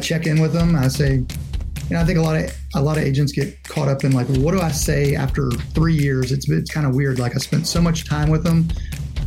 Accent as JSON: {"language": "English", "region": "Louisiana", "country": "United States", "tie": "born or raised there", "moved": "as an adult", "lives_now": "Nashville, United States", "said": "grew up in Louisiana, graduated from LSU and moved back"}